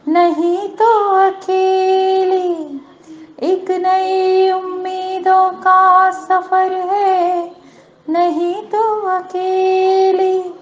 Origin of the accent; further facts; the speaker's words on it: Satna, Madhya Pradesh, India; मैं सतना मध्य प्रदेश से हूँ